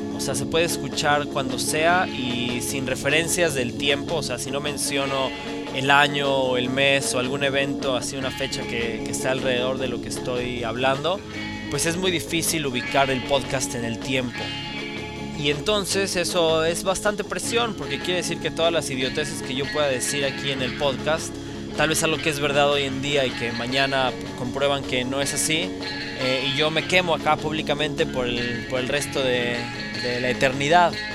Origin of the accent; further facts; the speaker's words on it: Mexico; now in Middle East; yo estando aislado como mexicano en el Medio Oriente